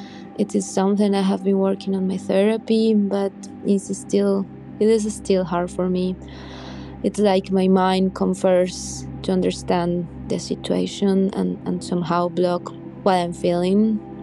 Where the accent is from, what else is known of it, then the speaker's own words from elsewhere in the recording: Colombia; English is a second language; now in Germany; I'm …. I'm from Colombia and I'm currently living in Germany.